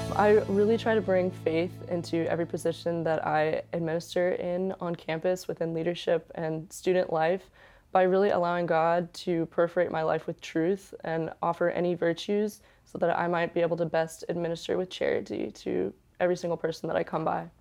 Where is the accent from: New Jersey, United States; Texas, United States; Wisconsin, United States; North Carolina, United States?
Texas, United States; Houston; I was born and raised in Texas, in Houston